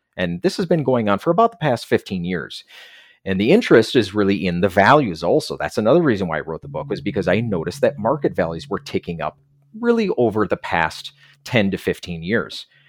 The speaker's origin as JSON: {"language": "English", "region": "Minnesota", "country": "United States", "also_born_or_lived": "Korea", "said": "I'm from Minnesota"}